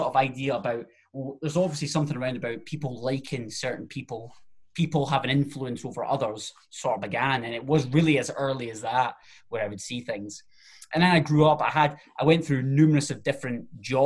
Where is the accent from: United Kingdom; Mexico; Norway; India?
United Kingdom; Alloa, Scotland; I'm originally from Alloa